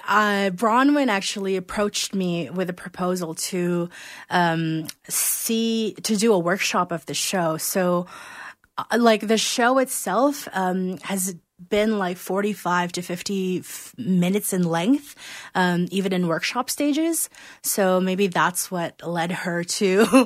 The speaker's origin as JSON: {"language": "English", "country": "Philippines", "tie": "born or raised there", "moved": "yes", "lives_now": "Calgary, Canada", "said": "I was born and raised in the Philippines"}